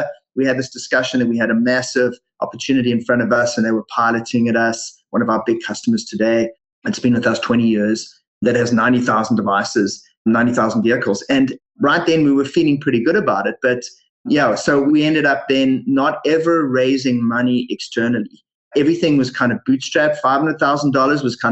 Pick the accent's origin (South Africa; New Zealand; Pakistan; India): South Africa; moved away as an adult; now in Canada; as you guys can hear from my funny accent and you mentioned before, I was originally born in South Africa